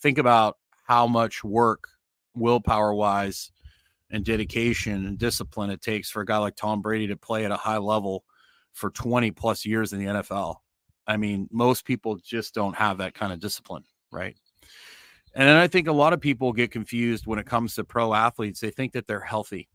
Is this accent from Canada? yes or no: yes; Canada; moved away as an adult; now in Nicaragua; I'm Canadian as well